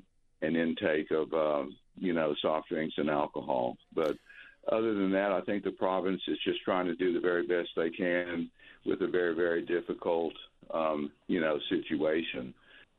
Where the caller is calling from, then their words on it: North Carolina, United States; We're getting the hang of being snowbirds. I'm calling you from North Carolina.